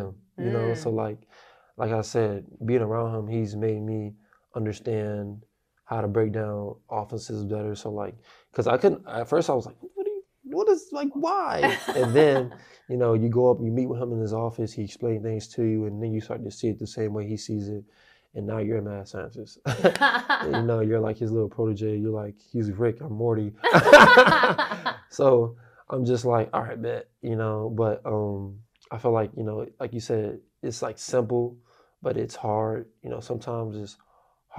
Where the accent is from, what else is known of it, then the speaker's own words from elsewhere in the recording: Florida, United States; I'm from Florida